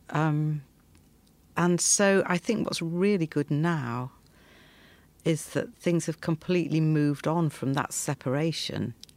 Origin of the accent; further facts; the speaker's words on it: outskirts of Leeds, Yorkshire and the Humber, United Kingdom; I grew up in a textile town on the outskirts of Leeds